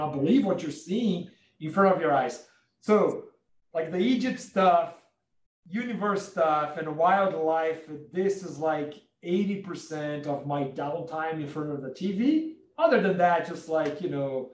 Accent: Brazil; I'm from Brazil.

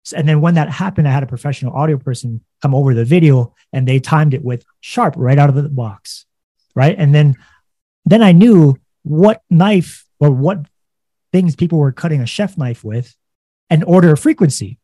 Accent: Hawaii, United States; I was born and raised in Hawaii.

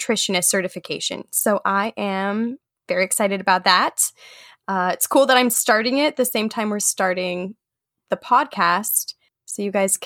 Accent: Nebraska, United States; moved away as an adult; now in California, United States; now currently we're both from Nebraska

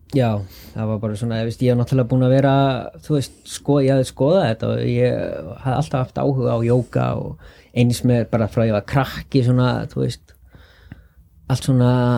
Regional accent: Álftanes, Capital Region, Iceland; Ég er uppalinn á Altanesi

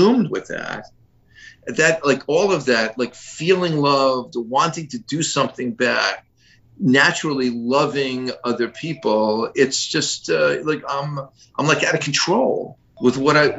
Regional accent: Miami, Florida, United States; I was born and raised in Miami.

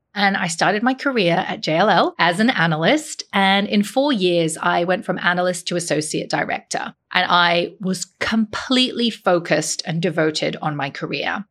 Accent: Hong Kong; moved away; I grew up in Hong Kong

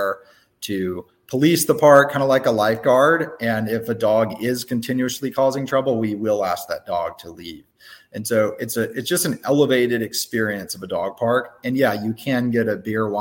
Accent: Tuscaloosa, Alabama, United States; now in Birmingham, United States; I grew up in Tuscaloosa

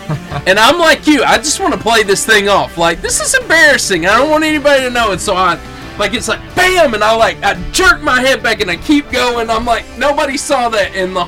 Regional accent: Arab, Alabama, United States; I'm from Arab. These guys are from Arab.

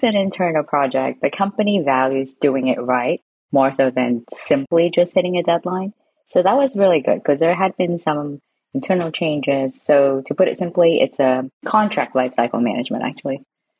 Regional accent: San Francisco, California, United States; also born or lived in Hong Kong / Japan; now in London, United Kingdom; I grew up in San Francisco, but I was born in Hong Kong. And since then, I've moved to Japan, and I've lived in Hong Kong as well. And I moved back to San Francisco. Now I'm in London, UK.

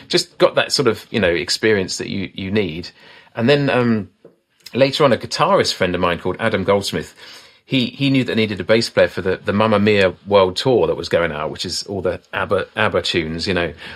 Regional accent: Isle of Wight, South East England, United Kingdom; I'm from the Isle of Wight, you know, down the south of England.

